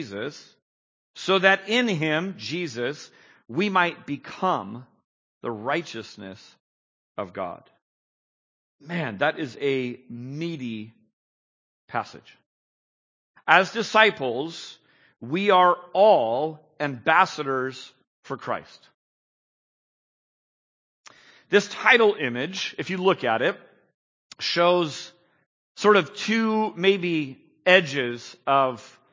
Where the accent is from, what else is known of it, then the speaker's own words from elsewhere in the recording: San Jose, California, United States; I was born and bred in San Jose, so I just live and breathe the air of Silicon Valley